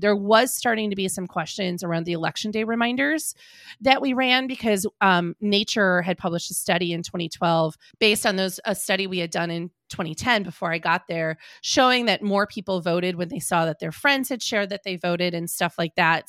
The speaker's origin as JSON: {"language": "English", "town": "Green Bay", "region": "Wisconsin", "country": "United States", "tie": "born or raised there", "also_born_or_lived": "Madison, Wisconsin", "said": "I grew up in Green Bay, Wisconsin"}